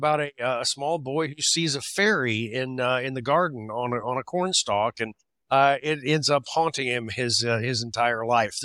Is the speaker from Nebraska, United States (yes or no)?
no; Missouri, United States; I grew up in Missouri on a farm.